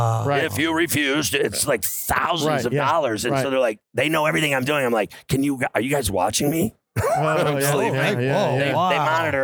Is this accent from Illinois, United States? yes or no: yes; Chicago, Illinois, United States; I grew up in Chicago.